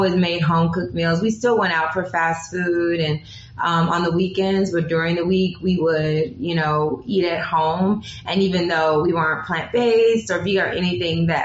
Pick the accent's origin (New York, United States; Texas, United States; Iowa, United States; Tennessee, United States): Tennessee, United States; Humboldt; growing up as a small town girl, growing up in Humble, Tennessee, which is the deep south